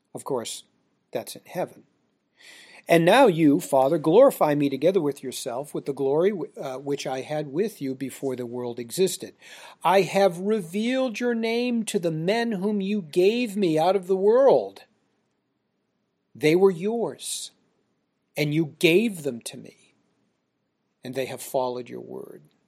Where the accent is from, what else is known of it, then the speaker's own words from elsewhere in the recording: United States; we Americans